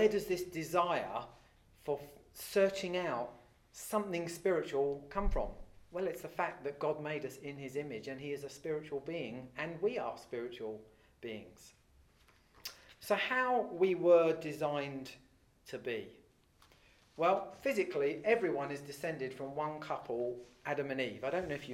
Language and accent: English; England, United Kingdom; I'm English, but you'd say, well, that's just where you live